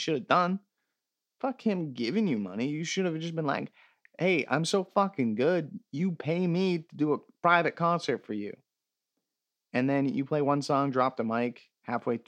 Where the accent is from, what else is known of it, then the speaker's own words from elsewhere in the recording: Canada; as a Canadian